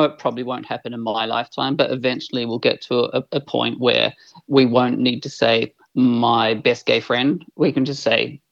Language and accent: English; New Zealand; moved away; I'm a Kiwi. I was born in New Zealand in the mid-70s and I grew up in a very right-wing Catholic family. And growing up as this skinny little white gay boy in small town New Zealand